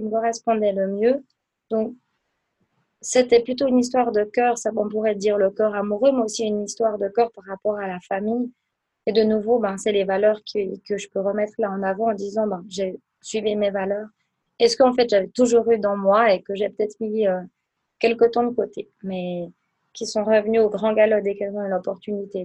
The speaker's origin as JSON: {"language": "French", "town": "Aubonne", "region": "Vaud", "country": "Switzerland", "also_born_or_lived": "Biel/Bienne / Lucerne", "said": "je viens d'Aubonne du canton de Vaud"}